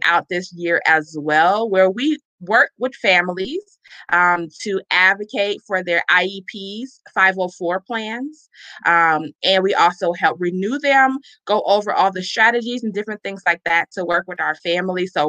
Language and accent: English; Chicago, Illinois, United States; I'm originally from Chicago, Illinois